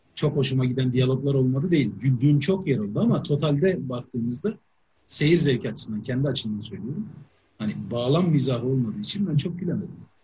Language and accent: Turkish; Turkey; ben şimdi Türk'üm